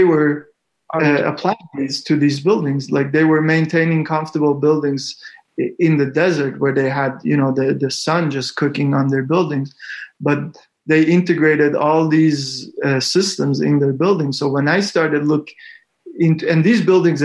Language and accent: English; Iran; moved away; I was born in Iran